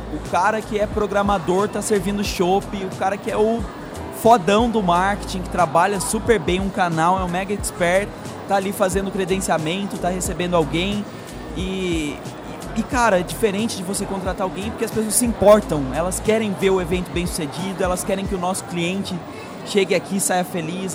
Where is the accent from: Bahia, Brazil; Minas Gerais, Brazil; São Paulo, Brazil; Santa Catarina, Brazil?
São Paulo, Brazil; moved away as an adult; now in Florianópolis, Brazil; Eu até sou de São Paulo